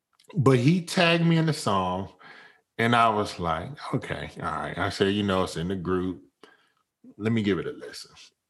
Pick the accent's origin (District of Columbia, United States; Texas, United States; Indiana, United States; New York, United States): District of Columbia, United States; Washington; now in California, United States; So I'm in California right now, but I'm from the DC area.